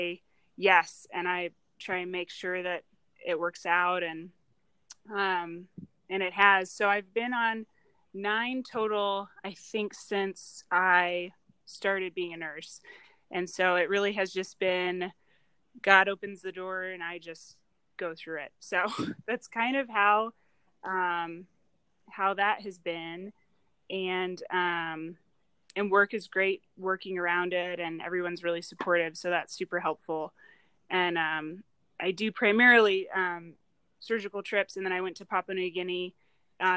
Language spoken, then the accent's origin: English; Illinois, United States; now in Boulder, United States; I live in Boulder, but I'm from Illinois originally